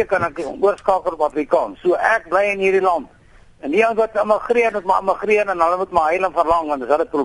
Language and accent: Afrikaans; Netherlands; now in South Africa; Ek is gebore in Nederland en hier sal ek doodgaan.